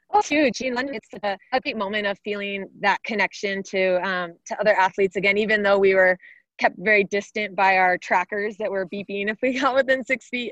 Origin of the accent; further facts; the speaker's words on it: Arizona, United States; here in my home state of Arizona